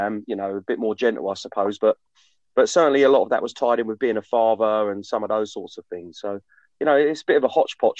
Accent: Essex, East of England, United Kingdom; I grew up in Essex, in a rural part of Essex

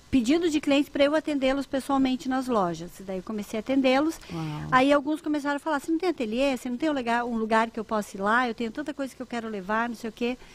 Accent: Santa Rosa, Rio Grande do Sul, Brazil; moved away; also born or lived in Joinville / Curitiba; Eu era uma jovem que saiu da, da roça, saí de Santa Rosa, no Rio Grande

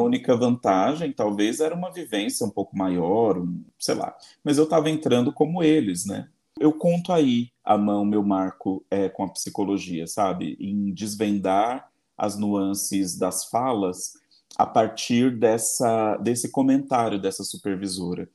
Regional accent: Embu das Artes, São Paulo, Brazil; now in São Paulo, Brazil; Eu fui criado em Embu das Artes, na periferia do Embu das Artes

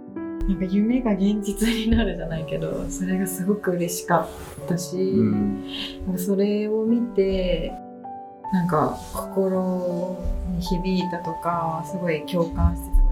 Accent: Miyazaki, Japan; accent: Miyazaki dialect; moved away as an adult; now in Tokyo, Japan; ずっとそれまで宮崎生まれ宮崎育ちで宮崎弁をずっと喋ってて

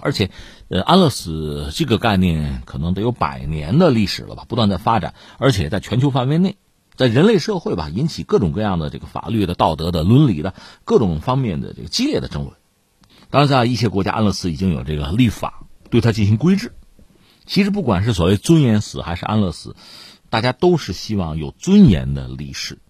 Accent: China; 我们中国人

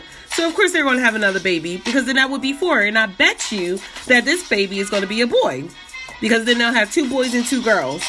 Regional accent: Delaware, United States; where I'm from Delaware, around Philly, New Jersey, and Baltimore

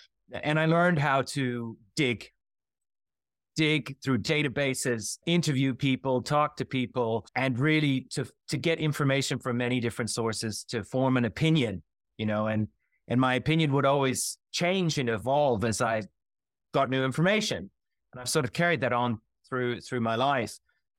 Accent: Iowa City, Iowa, United States; For my sins, I grew up in Iowa, near Iowa City, Iowa, so I have a transatlantic view on things.

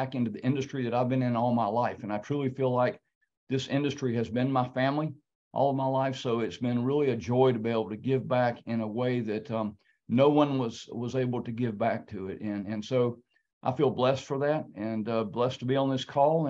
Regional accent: Atlanta, Georgia, United States; also born or lived in Pittsburgh, Pennsylvania; now in Dallas, United States; I grew up in Atlanta in the airline industry

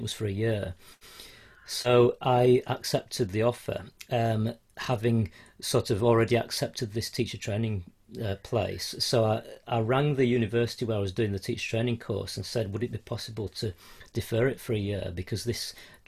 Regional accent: Yorkshire and the Humber, United Kingdom; moved away as an adult; also born or lived in Spain; now in Merseyside, United Kingdom; I'm from Yorkshire originally

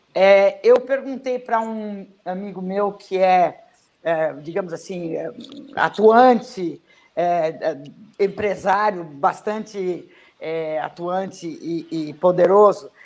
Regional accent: Brazil; caí aqui no Brasil, nasci aqui

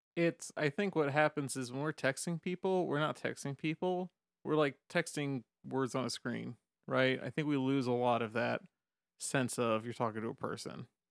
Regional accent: the South, United States; I grew up in the South

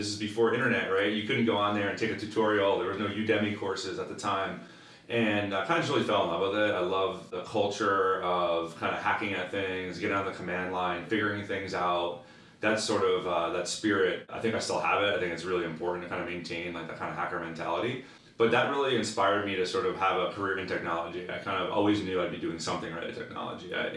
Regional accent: New Jersey, United States; also born or lived in London / West Coast; born and raised in New Jersey, right outside of Manhattan. And still live there today

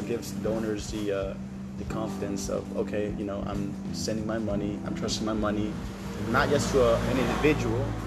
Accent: Chile; also born or lived in United States; now in Bali, Indonesia; I grew up in Chile, and for me, living here in Bali

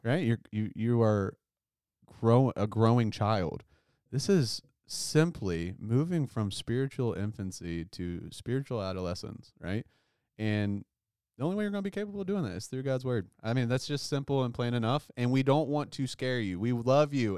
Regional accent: United States; as American Christians

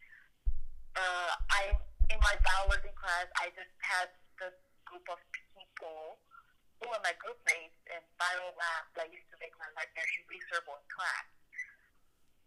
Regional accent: Nigeria; now in United States; We have a lot of ethnic groups, more than 250 ethnic groups in Nigeria

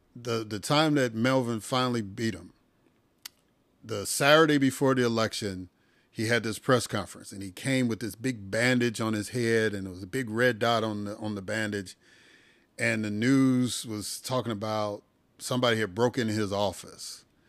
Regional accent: Chicago, Illinois, United States; I grew up in Chicago

